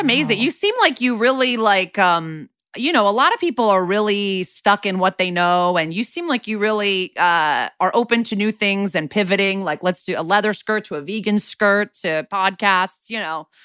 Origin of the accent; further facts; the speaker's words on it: Connecticut, United States; moved away as an adult; also born or lived in New York City; now in Los Angeles, United States; I've been in L A for six years after eleven in New York City and then growing up in Connecticut